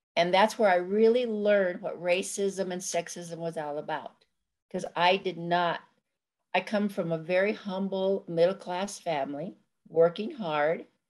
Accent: Corrales, New Mexico, United States; I was born and raised in a little town outside of Albuquerque, New Mexico called Corrales.

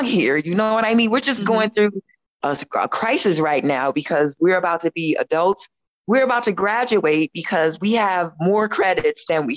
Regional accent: Colorado, United States; growing up in Colorado, it wasn't evident to us about, you know, dropouts or teen pregnancy

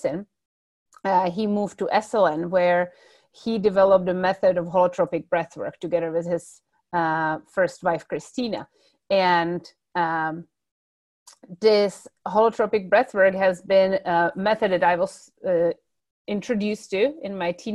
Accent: Czechia; moved away; I come originally from the Czech Republic

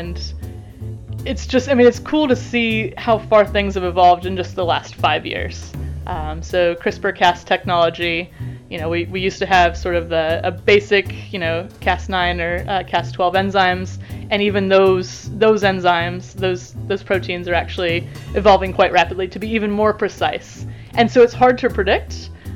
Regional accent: United States; now in Canterbury, New Zealand; I am an American-born New Zealand scientist.

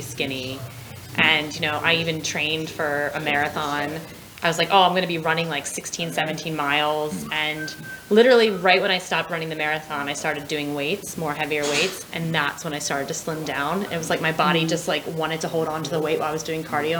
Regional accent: United States; moved away as an adult; also born or lived in Scotland; now in London, United Kingdom; I'm from America.

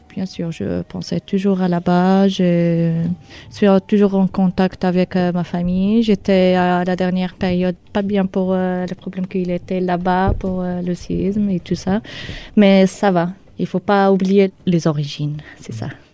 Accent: Marrakech, Marrakesh-Safi, Morocco; French is a second language; moved away as an adult; now in Hasparren, France; Je suis marocaine de la ville Marrakech

